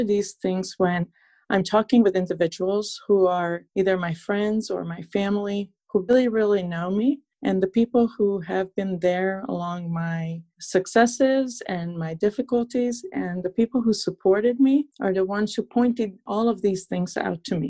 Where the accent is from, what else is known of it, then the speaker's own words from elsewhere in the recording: Transylvania, Romania; English is a second language; moved away as an adult; also born or lived in upstate New York, United States; now in New York, United States; I was born and raised in Transylvania, Romania.